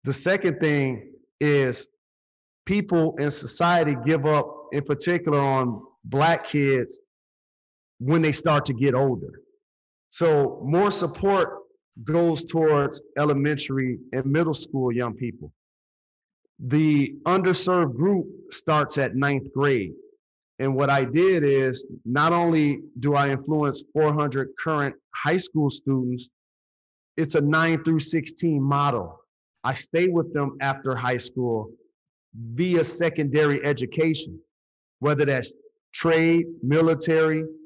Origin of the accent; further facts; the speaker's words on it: Detroit, Michigan, United States; It's in Detroit, my hometown, the neighborhood that I grew up in.